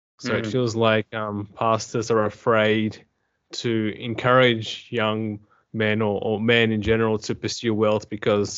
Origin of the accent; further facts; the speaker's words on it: Adelaide, South Australia, Australia; I am from Australia, to be specific, South Australia in Adelaide